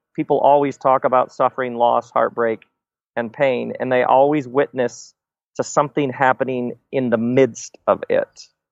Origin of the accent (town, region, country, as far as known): Michigan, United States; born or raised there